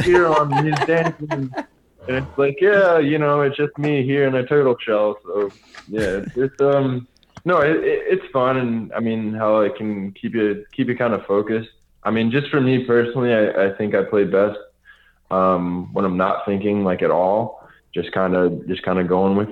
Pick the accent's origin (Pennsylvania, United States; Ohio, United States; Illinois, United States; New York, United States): Illinois, United States; Chicago; born or raised there